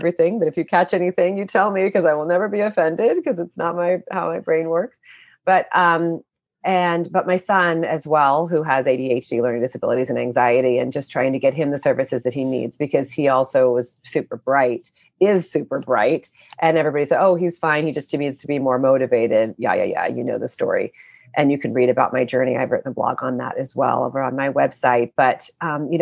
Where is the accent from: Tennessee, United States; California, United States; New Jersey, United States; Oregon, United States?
California, United States; Oakland; I grew up in Oakland, in California